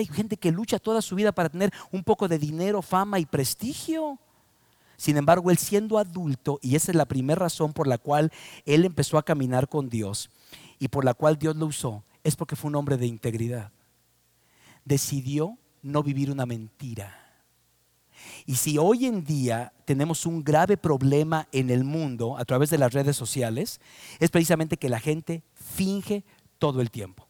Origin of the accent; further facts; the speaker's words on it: Mexico; Yo soy mexicano por adopción, por nacimiento, por todas las maneras y formas. Nací en México, amo a mi país